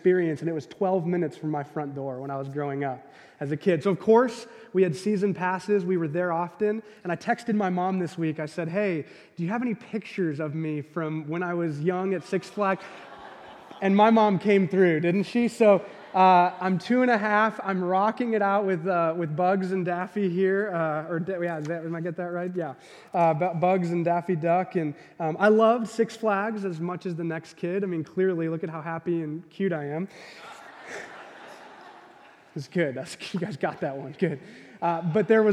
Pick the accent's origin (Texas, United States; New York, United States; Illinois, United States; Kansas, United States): Illinois, United States; Gurnee; I grew up in the Chicagoland area, in a suburb north of the city, about 45 minutes, called Gurnee, Illinois.